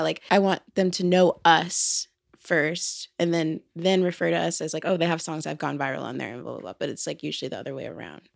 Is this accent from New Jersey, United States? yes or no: no; Atlanta, Georgia, United States; we're from Atlanta, and, like, that's definitely a huge influence, but I think also, like, being on the outskirts of Atlanta